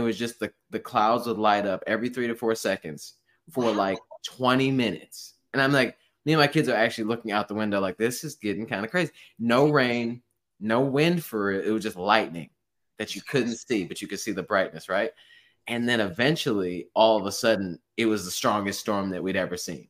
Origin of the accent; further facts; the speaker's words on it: Midwest, United States; I feel like Midwest, I mean, just because I was raised in the Midwest, so I guess we're both kind of biased here